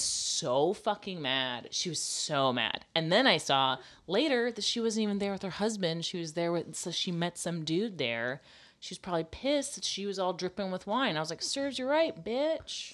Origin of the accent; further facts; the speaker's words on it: the South, United States; I'm from the South